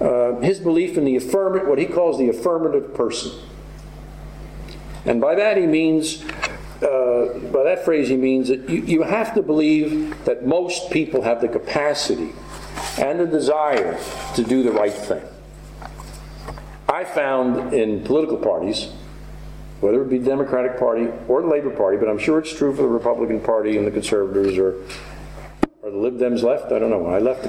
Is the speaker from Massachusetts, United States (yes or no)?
no; New York City, New York, United States; I'm from New York City and on the street